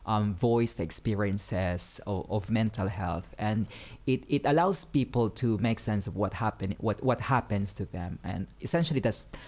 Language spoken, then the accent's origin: English; Philippines; moved away; I was originally from the Philippines.